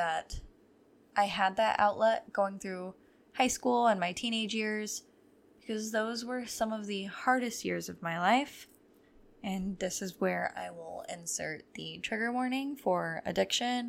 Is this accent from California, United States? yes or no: no; near Toledo, Ohio, United States; I'm from Ohio and very close to Toledo.